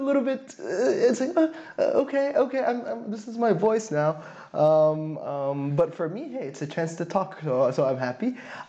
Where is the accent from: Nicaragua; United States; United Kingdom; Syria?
Syria; also born or lived in Saudi Arabia / Slovakia; now in Berlin, Germany; I come from Syria, but I lived in Saudi Arabia, Slovakia, and a few other places, actually, before settling into this beautiful German, non-German city that is Berlin.